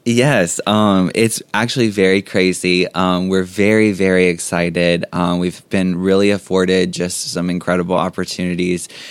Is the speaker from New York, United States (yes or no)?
no; Jones Springs, Louisiana, United States; also born or lived in Baton Rouge, Louisiana; I grew up in Jones Springs, in the community of Jones Springs. I went to Jones Springs High School